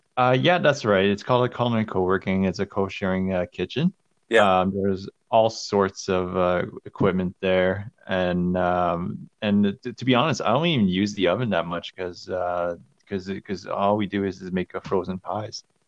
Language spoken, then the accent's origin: English; Calgary, Alberta, Canada; also born or lived in Montreal; I grew up here in Calgary.